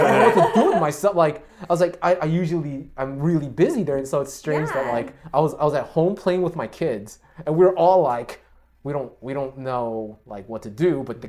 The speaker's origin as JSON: {"language": "English", "town": "New York City", "region": "New York", "country": "United States", "tie": "born or raised there", "said": "I actually grew up in Jackson Heights and then I moved out here in Flushing."}